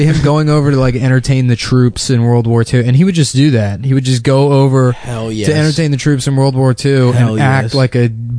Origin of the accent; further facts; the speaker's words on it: Texas, United States; Well, we're from Texas.